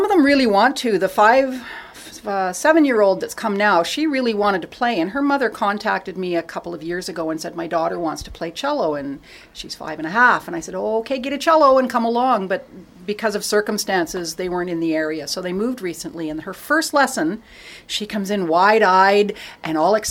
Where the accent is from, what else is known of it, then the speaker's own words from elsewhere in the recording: Toronto, Ontario, Canada; I grew up in Toronto